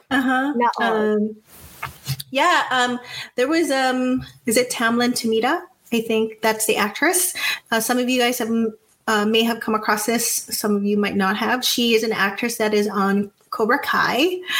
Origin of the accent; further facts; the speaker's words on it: Philippines; Yeah, okay, you can call us out being a Filipino stereotype.